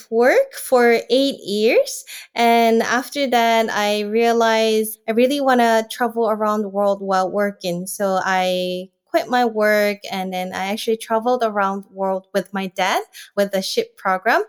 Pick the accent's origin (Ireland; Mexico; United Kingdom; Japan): Japan; from Japan